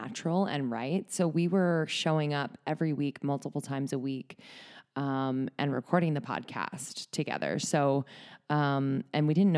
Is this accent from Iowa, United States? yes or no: no; Bucks County, north of Philadelphia, Pennsylvania, United States; moved away as an adult; also born or lived in New York; now in Los Angeles, United States; I'm from just north of Philadelphia